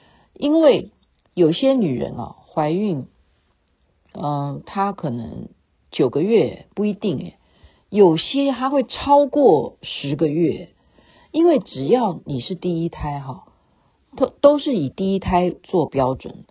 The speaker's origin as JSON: {"language": "Chinese", "country": "China", "lives_now": "Canada", "said": "因为在加拿大啊，尤其是在西方国家，他们绝对不像我们中国人，你可以就是哎呀，我办个手续就跟医生。"}